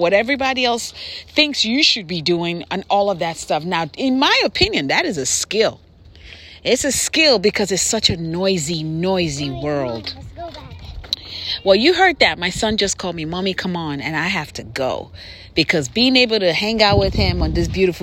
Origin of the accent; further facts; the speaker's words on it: Nigeria; moved away; I'm from Nigeria, so I'm trying to teach my kids how to speak pidgin English